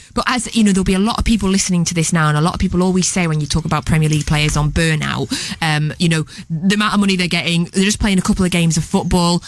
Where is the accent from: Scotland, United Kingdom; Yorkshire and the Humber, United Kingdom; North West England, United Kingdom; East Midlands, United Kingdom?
Scotland, United Kingdom; I am Scottish